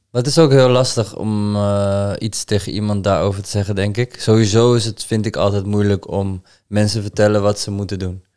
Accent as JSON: {"language": "Dutch", "town": "Amsterdam", "region": "North Holland", "country": "Netherlands", "tie": "born or raised there", "moved": "yes", "lives_now": "Deventer, Netherlands", "said": "mijn geboorteplaats eh, gaan. Amsterdam"}